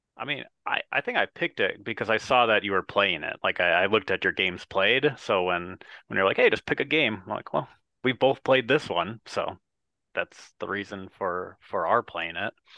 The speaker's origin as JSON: {"language": "English", "region": "Wisconsin", "country": "United States", "said": "I am from Wisconsin"}